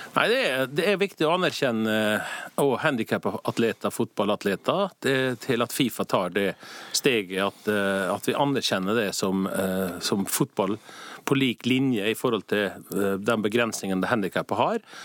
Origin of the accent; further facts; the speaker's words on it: Norway; moved away as an adult; now in Zurich, Switzerland; Som nordmann og patriot